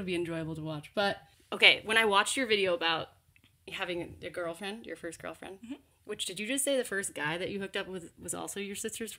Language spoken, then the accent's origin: English; Texas, United States; when I was little, growing up in Texas too